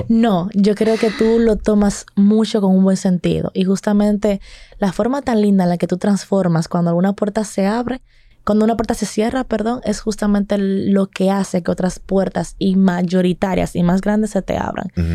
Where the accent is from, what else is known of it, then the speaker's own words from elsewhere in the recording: Dominican Republic; nosotros, como dominicanos